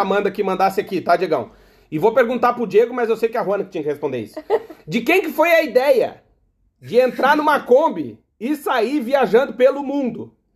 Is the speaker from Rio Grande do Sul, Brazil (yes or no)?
yes; Alegrete, Rio Grande do Sul, Brazil; moved away as an adult; now in United States; eu sou do Alegrete, né? Eu nasci no Alegrete, que é a fronteira com a Argentina.